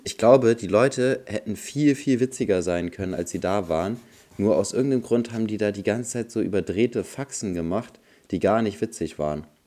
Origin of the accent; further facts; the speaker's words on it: Bremen, Germany; bei uns in Bremen